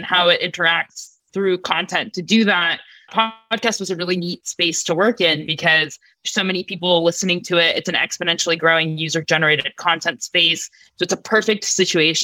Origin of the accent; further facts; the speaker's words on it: United States; also born or lived in Russia; I grew up in basically in America